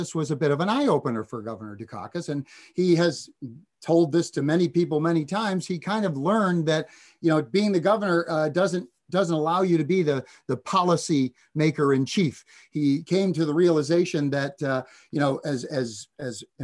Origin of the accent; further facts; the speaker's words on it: Massachusetts, United States; I grew up in Massachusetts